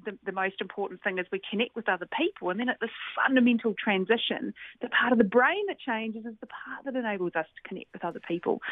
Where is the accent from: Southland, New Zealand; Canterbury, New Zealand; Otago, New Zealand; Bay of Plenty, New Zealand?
Canterbury, New Zealand; Christchurch; I grew up in Christchurch, New Zealand